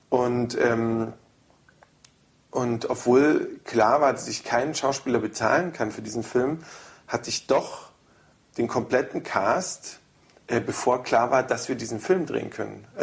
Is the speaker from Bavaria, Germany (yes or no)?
yes; Holzkirchen, Bavaria, Germany; moved away; das ist mein Heimatdorf.